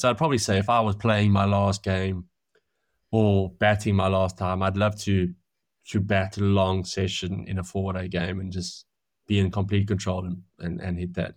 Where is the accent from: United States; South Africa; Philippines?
South Africa; moved away as an adult; also born or lived in Manchester; now in England; growing up in South Africa